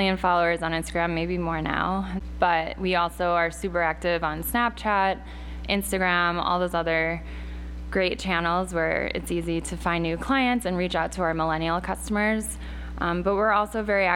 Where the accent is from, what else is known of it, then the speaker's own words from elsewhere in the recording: outside of Chicago, Illinois, United States; moved away as an adult; now in New York City, United States; I grew up outside of Chicago